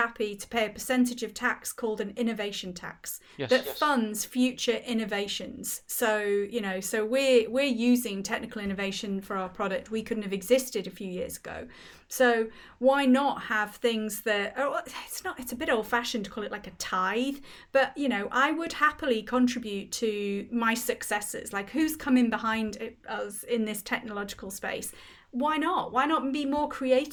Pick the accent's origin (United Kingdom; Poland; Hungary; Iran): United Kingdom; Wales; I grew up in Wales and there's no Z in the Welsh language